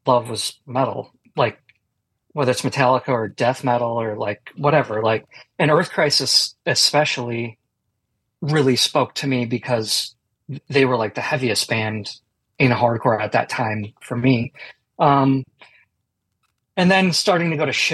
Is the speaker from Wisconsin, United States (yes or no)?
yes; Milwaukee, Wisconsin, United States; I grew up in Milwaukee, Wisconsin